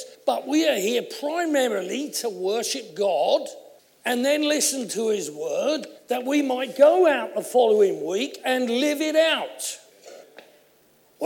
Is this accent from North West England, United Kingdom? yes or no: no; Essex, East of England, United Kingdom; I come from Essex, as you know, and I've always had a large voice